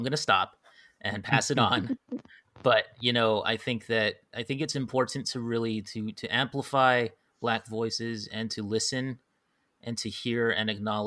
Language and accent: English; Hawaii, United States; now in mainland United States; growing up in Hawaii and stuff, you grow up there and it's like everybody is mixed